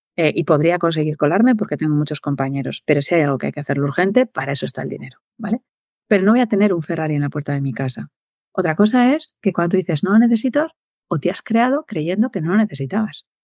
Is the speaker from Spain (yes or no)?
yes; Valladolid, Castile and León, Spain; yo soy de Valladolid